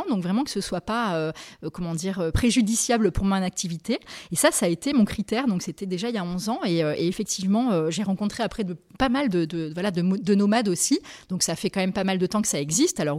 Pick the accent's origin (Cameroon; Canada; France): France; Nouvelle-Aquitaine; Et j'ai grandi au Pays Basque. Après j'ai fait mes études à Lille et en Espagne. Et j'ai commencé à travailler à Paris.